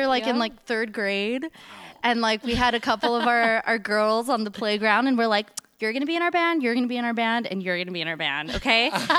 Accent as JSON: {"language": "English", "town": "Los Angeles", "region": "California", "country": "United States", "tie": "born or raised there", "said": "we grew up like right in Silver Lake. Well, our mom's house was right in Silver Lake, like a block away from the Sunset Junction off Sunset."}